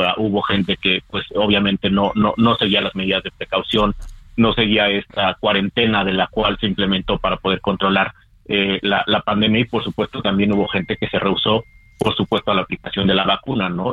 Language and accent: Spanish; Mexico; como sociedad mexicana